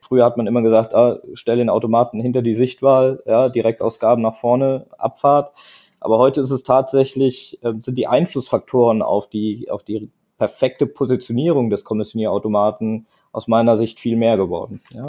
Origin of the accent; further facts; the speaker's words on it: Eifel, Rhineland-Palatinate, Germany; komme ich eigentlich aus der Eifel, aus der wunderschönen Eifel, direkt vom Nürburgring oder, ähm, oder die Dauner Mare sind vielleicht ein Begriff